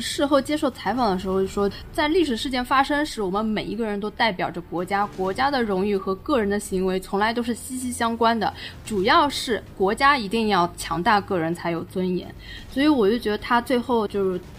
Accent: China; 还是觉得我们中国人还是像，就是拿以前的那种眼光来看我们

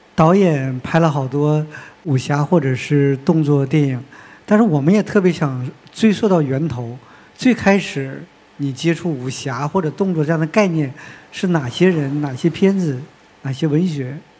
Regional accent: Northeast China, China; 我是东北人

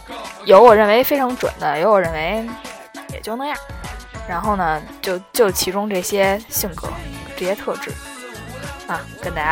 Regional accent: Beijing, China; accent: 京腔; 我是一个土生土长的北京人

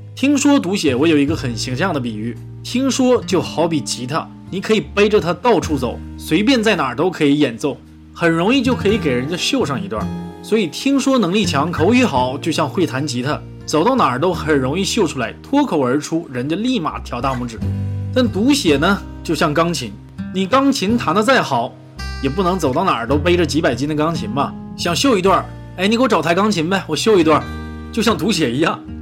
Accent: China; 我们中国人

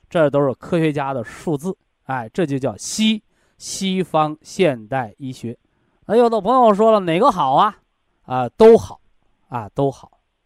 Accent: China; 我们中国人呢，有一个审美标准

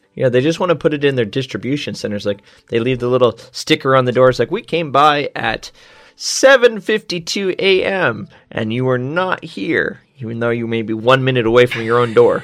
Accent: United States; where I'm from, bears. We have bears

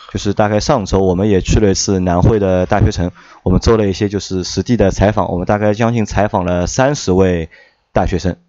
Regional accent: China; 可能我们中国人的传统是

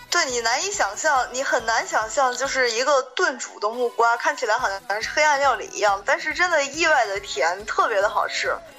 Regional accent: northern China, China; 我作为一个北方人

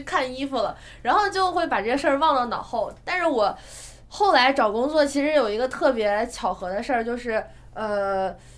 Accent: China; 我们中国人

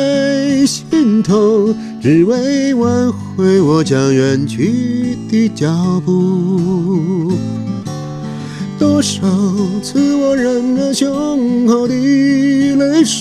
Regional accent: Chengdu, Sichuan, China; moved away; 我们都是同乡。

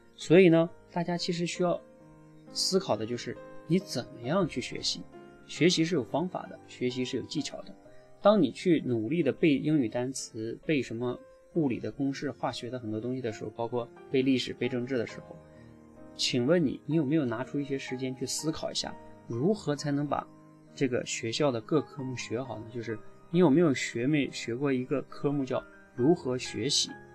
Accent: Northeast China, China; moved away; 我在一个东北的农村长大

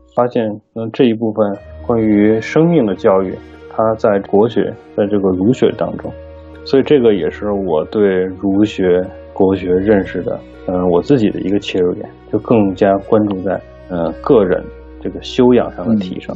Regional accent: China; moved away as an adult; now in Los Angeles, United States; 我们中国人

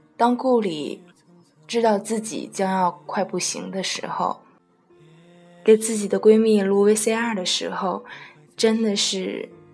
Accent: Tianjin, China; 是我们天津人哦

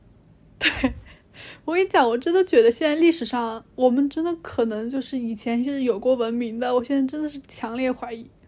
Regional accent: China; 我们中国人

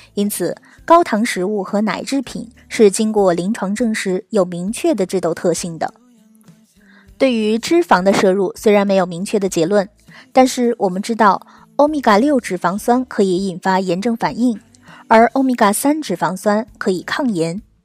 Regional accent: China; 我们中国人可是出了名的饮食超高盐

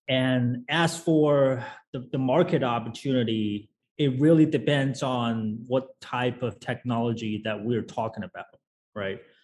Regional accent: China; moved away as an adult; also born or lived in United States; I was uh, I was born and raised in China, and then went to uh, the U.S. for college.

